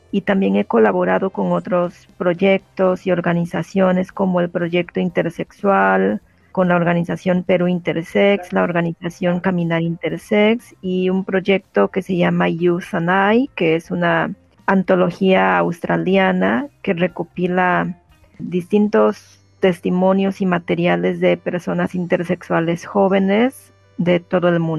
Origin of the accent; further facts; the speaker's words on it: Juchitán, Oaxaca, Mexico; yo soy originaria de Oaxaca, de Juchitán, Oaxaca.